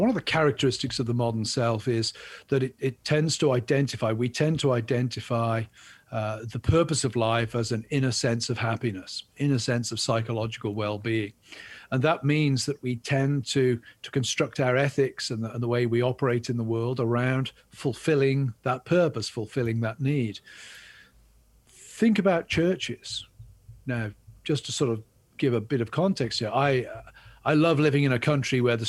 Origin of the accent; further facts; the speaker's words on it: England, United Kingdom; now in United States; I'm English